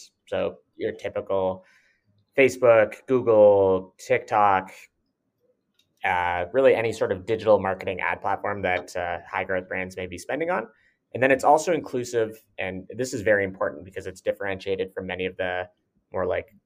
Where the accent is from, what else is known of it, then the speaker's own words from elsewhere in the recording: Toronto, Ontario, Canada; I was born and raised in Toronto, which is where our company is headquartered